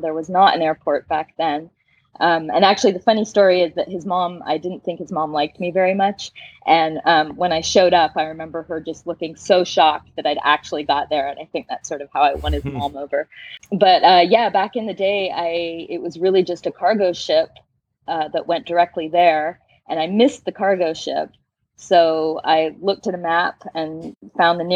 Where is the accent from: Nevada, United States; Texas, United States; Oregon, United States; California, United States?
California, United States; San Francisco; moved away as an adult; now in Tahiti, French Polynesia; I'm originally from San Francisco, California. And right now I'm talking to you from Chopo, Tahiti in French Polynesia